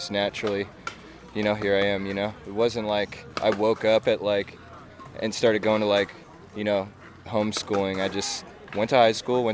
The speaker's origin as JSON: {"language": "English", "town": "San Diego", "region": "California", "country": "United States", "said": "I'm from San Diego, California"}